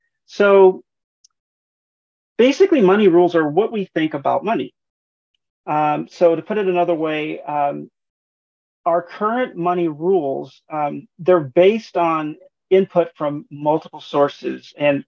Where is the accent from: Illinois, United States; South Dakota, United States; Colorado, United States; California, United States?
California, United States; San Diego; also born or lived in Honolulu; I'm originally from San Diego, California, but as a military brat, I moved around quite a bit, and I eventually settled in Honolulu, where I graduated from high school